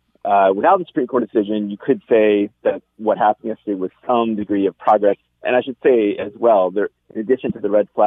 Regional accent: United States; moved away; my home country

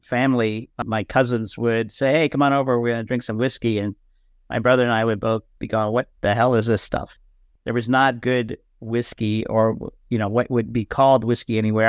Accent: Canada; Yeah, well, I grew up in Canada.

